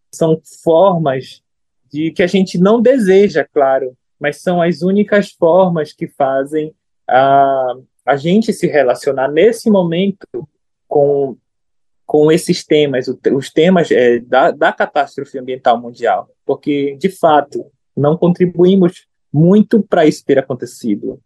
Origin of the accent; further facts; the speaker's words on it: Brazil; sou brasileiro